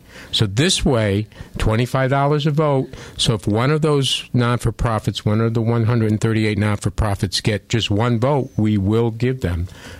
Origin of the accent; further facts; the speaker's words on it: Waterbury, Connecticut, United States; I've been born and raised in Waterbury. I grew up on Buckingham Street, went to St. Margaret's Grammar School, Holy Cross High School, and the former Mattituck Community College, which is now called Naugatuck Valley Community College.